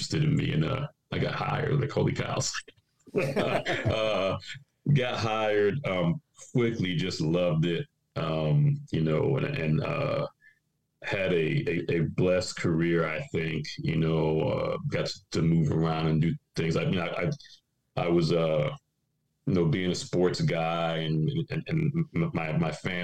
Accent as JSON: {"language": "English", "region": "Florida", "country": "United States", "tie": "born or raised there", "also_born_or_lived": "New York / Rhode Island", "said": "We moved down to Florida when I was nine. So I'm a Floridian, you know, I've been here for 40 years"}